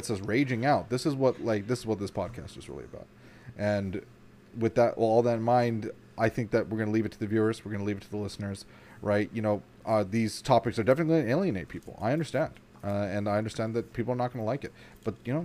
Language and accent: English; Canada; as a Canadian